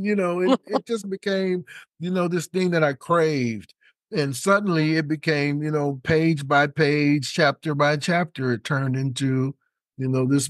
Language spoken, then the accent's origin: English; Detroit, Michigan, United States; And I'm from the Motor City, from Detroit originally.